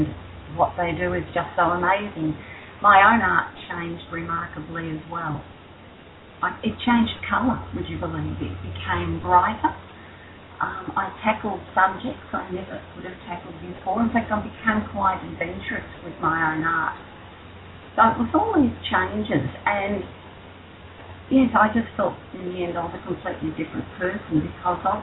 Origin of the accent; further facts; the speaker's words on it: Victoria, Australia; I'm an Aussie